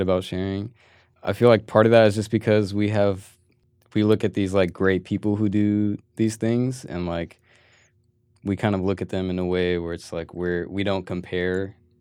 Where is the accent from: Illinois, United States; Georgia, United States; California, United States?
California, United States; Manteca; I was born in Manteca